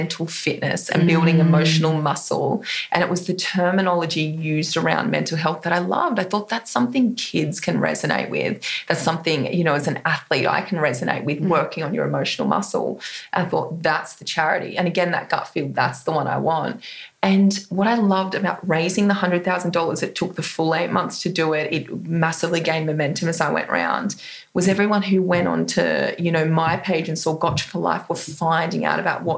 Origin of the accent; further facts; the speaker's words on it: Coffs Harbour, New South Wales, Australia; coming into my hometown of Coffs Harbour where I grew up